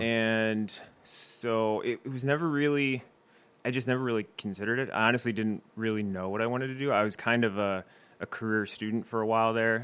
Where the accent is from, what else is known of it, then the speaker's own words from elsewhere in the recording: Westerville, Ohio, United States; moved away as an adult; now in Toledo, United States; I'm originally from Westerville, Ohio